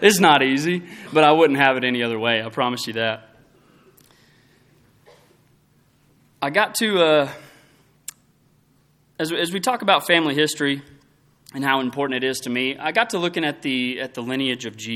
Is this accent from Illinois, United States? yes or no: no; Throckmorton, Texas, United States; I was raised in Throckmorton, very small town.